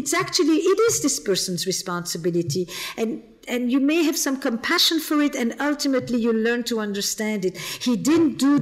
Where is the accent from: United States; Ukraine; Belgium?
Belgium; Flemish part of Belgium, Flanders; I'm from the Flemish part of Belgium. I'm not French.